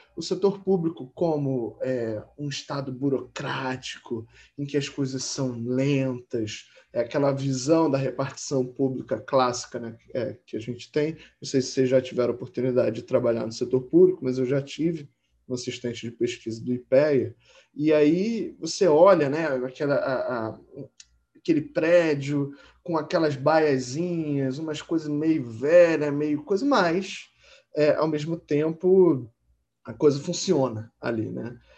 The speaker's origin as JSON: {"language": "Portuguese", "region": "Rio de Janeiro", "country": "Brazil", "tie": "born or raised there", "said": "Eu, por exemplo, nasci no Hospital Marcílio Dias, que é um hospital público ali no Lins, aqui no Rio de Janeiro"}